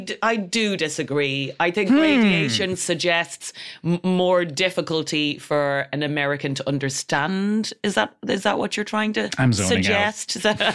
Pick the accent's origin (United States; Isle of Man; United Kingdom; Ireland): Ireland; accent: Irish; I am an Irish lass from Ireland.